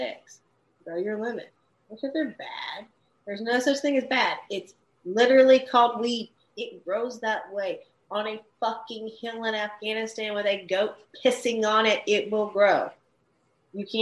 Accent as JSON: {"language": "English", "region": "the South", "country": "United States", "said": "I'm from the South."}